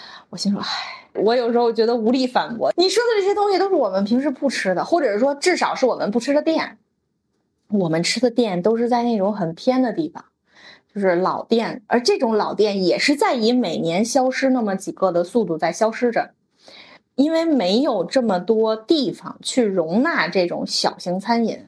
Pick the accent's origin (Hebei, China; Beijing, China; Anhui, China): Beijing, China; 我作为一个北京人